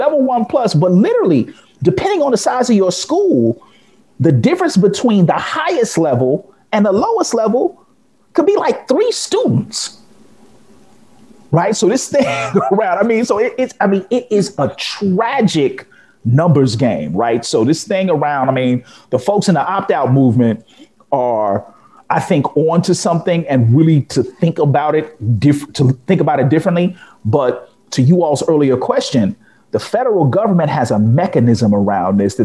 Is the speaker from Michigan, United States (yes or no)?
no; Chicago, Illinois, United States; I'm a Chicagoan